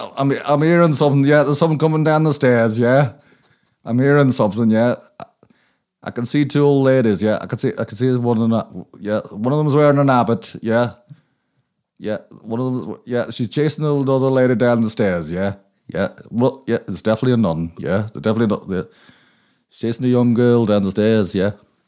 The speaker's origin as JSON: {"language": "English", "town": "Limerick", "region": "Munster", "country": "Ireland", "tie": "born or raised there", "also_born_or_lived": "Craigavon / Dundalk / Belfast", "said": "Well, I was born in Limerick, and I lived in all the best places in Ireland, like Craigavon, Limerick, Dundalk in the 80s, Belfast during the Troubles, so it's all the scenic spots."}